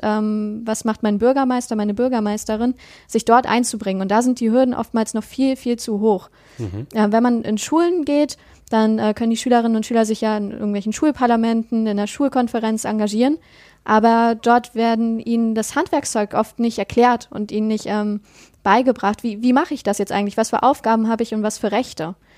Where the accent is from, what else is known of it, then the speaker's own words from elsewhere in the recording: near Rostock, Mecklenburg-Vorpommern, Germany; now in Dresden area, Germany; ich komme aus der Nähe von Rostock. aber ich wohne aktuell in der Nähe ah, von Dresden